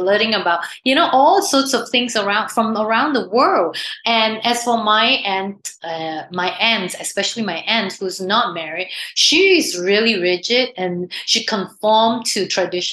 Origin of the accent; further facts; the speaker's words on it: Singapore; I grew up in Singapore